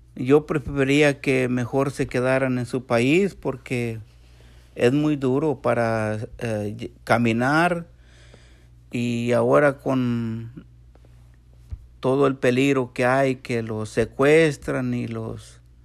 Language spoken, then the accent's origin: Spanish; San Luis Potosí, Mexico; now in Texas, United States; Soy de San Luis Potosí, México